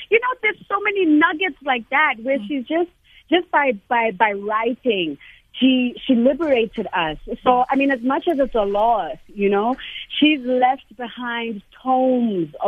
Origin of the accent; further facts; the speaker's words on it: South Africa; as a Black girl growing up in South Africa